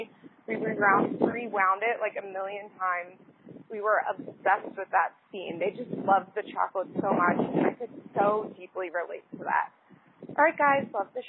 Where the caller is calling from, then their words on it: West Palm Beach, Florida, United States; I'm calling you from Palm Beach, Florida. Not West Palm Beach where I live, but the actual Palm Beach where I work.